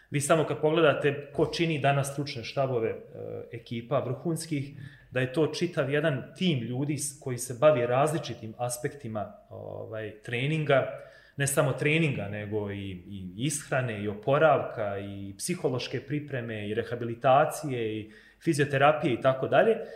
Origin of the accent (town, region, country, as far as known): Bosnia & Herzegovina